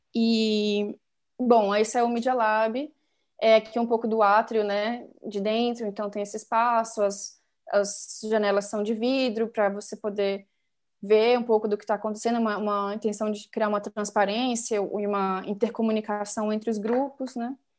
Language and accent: Portuguese; Brasília, Federal District, Brazil; eu nasci e cresci em Brasília